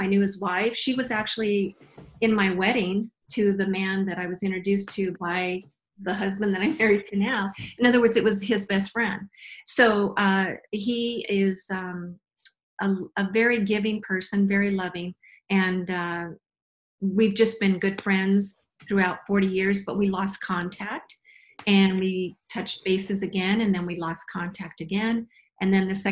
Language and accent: English; Albuquerque, New Mexico, United States; I was actually born in Albuquerque, New Mexico